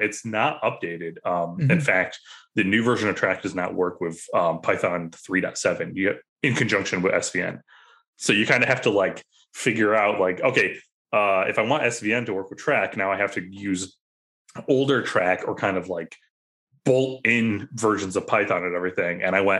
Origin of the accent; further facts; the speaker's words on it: Ireland; I'm Irish, so I'm very stubborn.